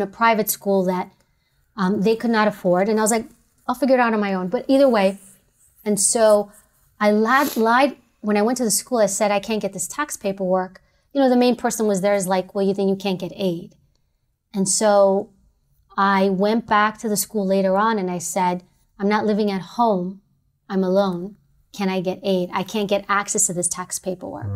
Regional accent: New York City, New York, United States; growing up in New York

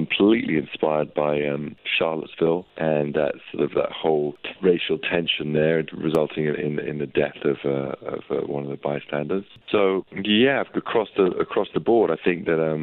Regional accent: London, United Kingdom; where I grew up in North London

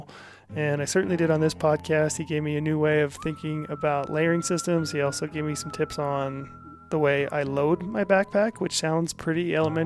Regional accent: Utah, United States; here in my home state of Utah

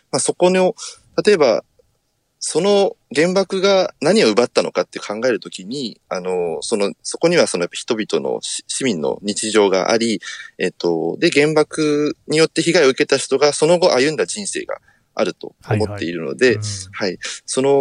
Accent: Sasebo, Nagasaki, Japan; 私はですね、あの、まあ、最初に申した通り、あの、佐世保市というところの出身なんですけれども

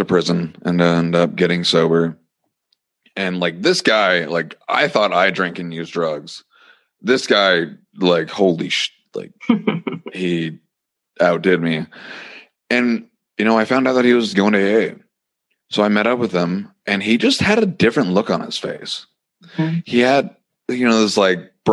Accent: Montana, United States; it was taking a bus back to Montana after lots of crying. And, you know, I end up living in my hometown for a little bit.

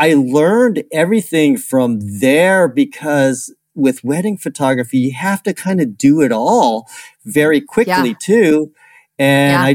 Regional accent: California, United States; I'm from California

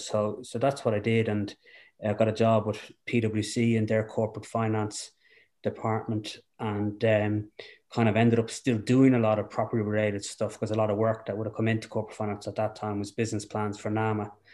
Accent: Dublin, Leinster, Ireland; also born or lived in Rathfarnham / Foxrock / Clongowes; I, uh, grew up in Dublin.

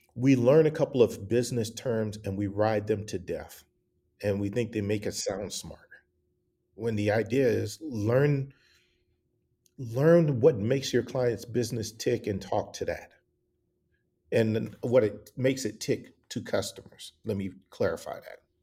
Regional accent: the South, United States; also born or lived in Atlanta / Milwaukee / Columbus, Ohio / Dallas; I grew up in the South

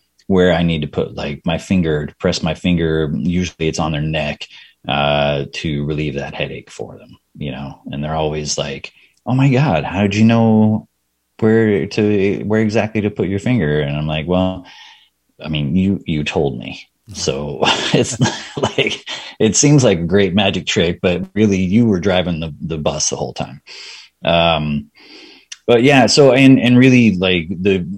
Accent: Texas, United States; moved away as an adult; also born or lived in Bay Area, California; now in Austin, United States; I was born and raised in Texas, but like before I moved to Austin, I was in the Bay Area in California for 11 years.

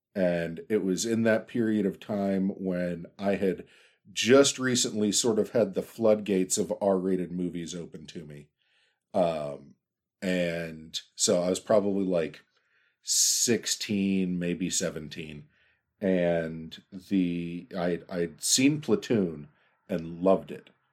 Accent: Pittsburgh, Pennsylvania, United States; my hometown of Pittsburgh

